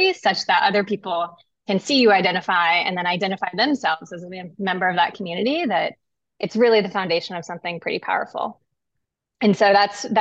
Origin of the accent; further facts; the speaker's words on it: Pekin, Illinois, United States; I grew up in Pekin, Illinois, which is about in the center of the state, surrounded by farmland on all sides.